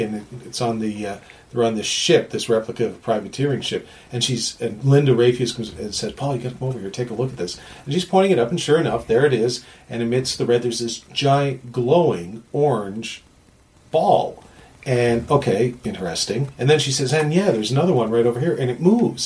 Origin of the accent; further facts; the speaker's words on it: Canada; I was being Canadian.